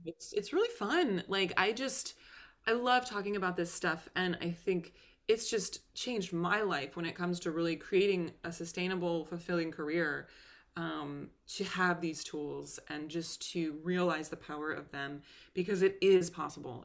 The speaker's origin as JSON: {"language": "English", "town": "Concord", "region": "Massachusetts", "country": "United States", "tie": "born or raised there", "said": "my hometown of Concord, Massachusetts"}